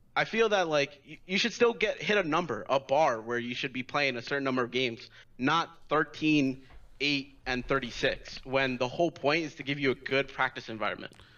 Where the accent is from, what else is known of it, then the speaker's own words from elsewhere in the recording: New York, United States; I'm from New York.